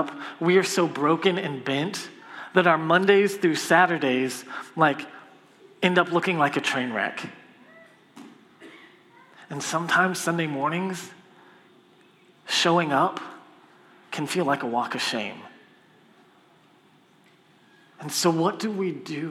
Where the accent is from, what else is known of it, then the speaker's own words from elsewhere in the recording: Copperfield, Texas, United States; I'm from Copperfield